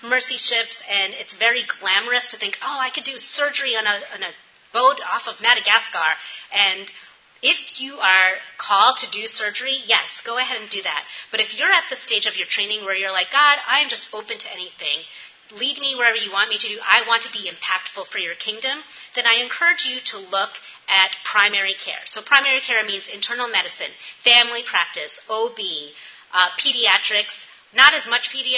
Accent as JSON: {"language": "English", "region": "New York", "country": "United States", "moved": "yes", "lives_now": "Appalachia, United States", "said": "I'm from New York"}